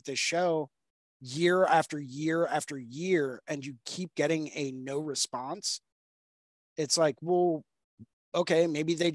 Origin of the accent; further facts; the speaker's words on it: United States; being an American tattoo artist